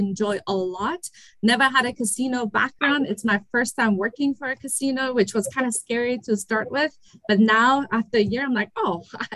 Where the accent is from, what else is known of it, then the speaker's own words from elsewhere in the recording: Germany; accent: German accent and Persian accent; English is a second language; also born or lived in Iran; now in United States; I was born in Iran and I was raised in Germany. So I speak Farsi